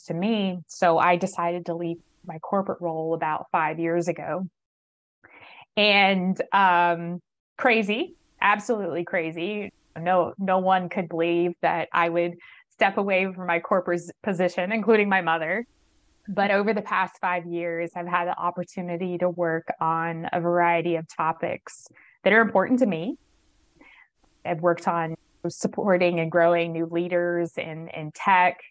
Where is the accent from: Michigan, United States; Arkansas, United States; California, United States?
Arkansas, United States; moved away as an adult; also born or lived in Los Alamos, New Mexico; now in Pittsburgh, United States; I am originally from Arkansas, which is in the South here in the United States.